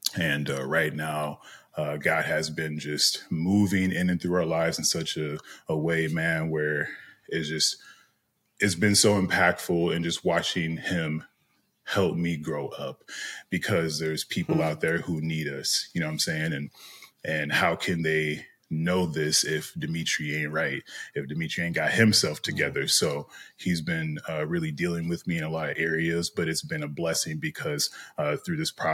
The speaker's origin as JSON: {"language": "English", "town": "Minneapolis", "region": "Minnesota", "country": "United States", "tie": "born or raised there", "moved": "as an adult", "lives_now": "California, United States", "said": "I was born and raised in Minneapolis, Minnesota"}